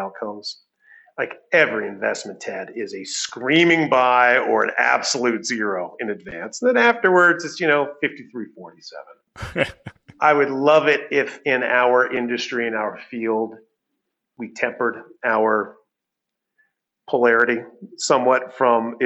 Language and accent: English; United States; moved away as an adult; now in Toronto, Canada; since I am American and my wife is British, on average, we're Canadian.